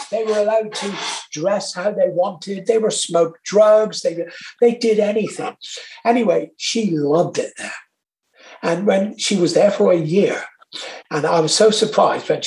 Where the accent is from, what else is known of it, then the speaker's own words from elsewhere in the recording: Torquay, South West England, United Kingdom; I'm from Torquay in Devon